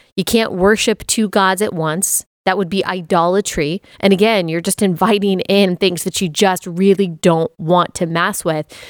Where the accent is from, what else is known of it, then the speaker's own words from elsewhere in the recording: Texas, United States; moved away as an adult; also born or lived in Athens, Georgia / Greenville, South Carolina; as someone who was born and raised in Texas